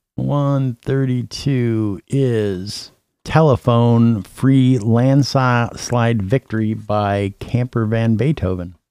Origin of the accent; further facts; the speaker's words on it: Minneapolis, Minnesota, United States; I'm from Minneapolis.